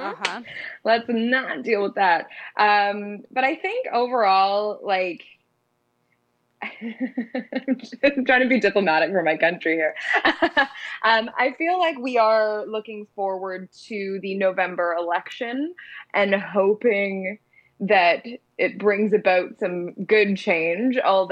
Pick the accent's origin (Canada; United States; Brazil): Canada; Burlington, Ontario; I was born and raised in Burlington, Ontario, which is where I'm currently living. I actually bought a house. So it's a pretty permanent situation.